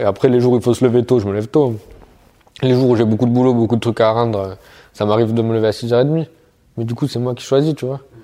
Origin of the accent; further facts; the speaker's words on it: the South, southern France, France; moved away; je viens du Sud, à la base